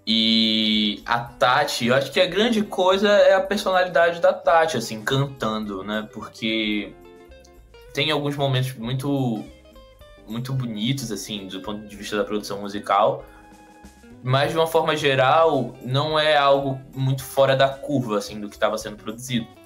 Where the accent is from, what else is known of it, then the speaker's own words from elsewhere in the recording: Recife, Pernambuco, Brazil; Eu sou de Recife, né? Nascido e criado em, em, na região metropolitana do Recife.